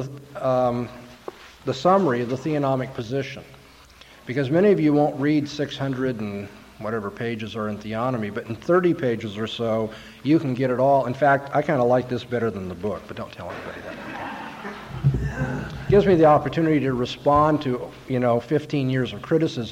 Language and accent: English; California, United States; I'm from California.